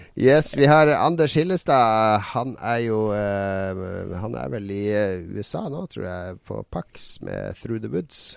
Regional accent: Harstad, Troms, Norway; vi var hjemme i Harstad hver helg.

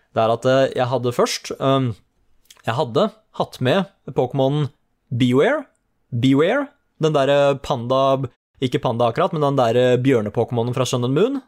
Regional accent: Oslo, Norway; det er jo der jeg vokste opp

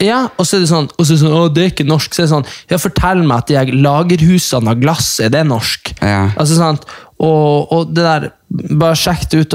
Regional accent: Hamarøy, Nordland, Norway; moved away; de som er fra Hamarøy, der vi er fra

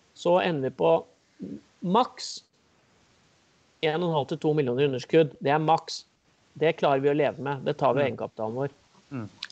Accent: Kongsvinger, Innlandet, Norway; da jeg vokste opp på Kongsvinger

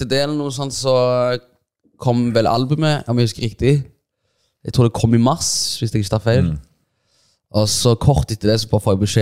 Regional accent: Stavanger, Rogaland, Norway; er det ganske surrealistisk når jeg kommer fra Stavanger

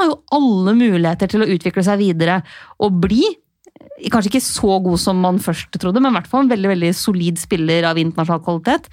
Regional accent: Lillehammer, Innlandet, Norway; begynne å bare kalle meg selv Lillehammer

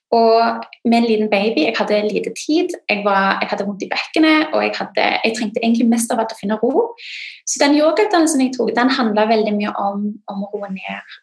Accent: Norway; britisk, men født og oppvokst i Norge

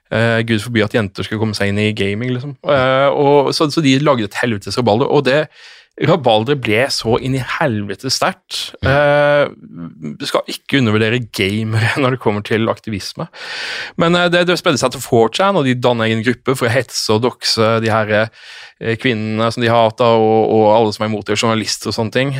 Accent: Norway; jeg som nordmann

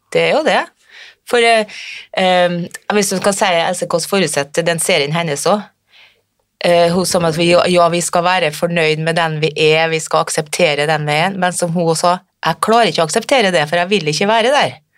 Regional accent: Frøya, Trøndelag, Norway; Jeg kommer fra Frøya i Trøndelag

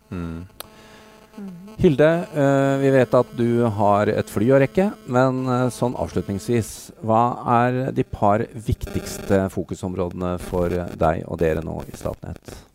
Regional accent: Norway; vi som nordmenn

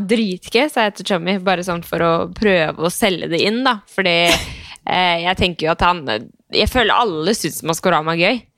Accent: Skien, Telemark, Norway; moved away as an adult; Når jeg flytta fra Skien for syv-åtte år siden, så føler jeg bare trykte på pause, og så har jeg bare kommet tilbake

